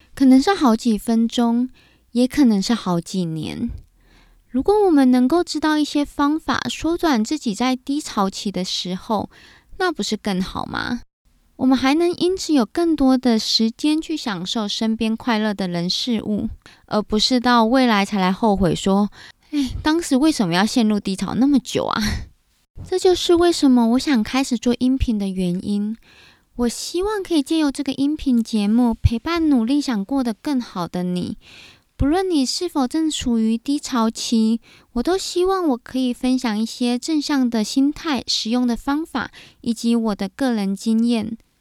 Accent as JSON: {"language": "Chinese", "country": "Taiwan", "tie": "born or raised there", "also_born_or_lived": "United Kingdom", "said": "在正规的台湾教育底下长大"}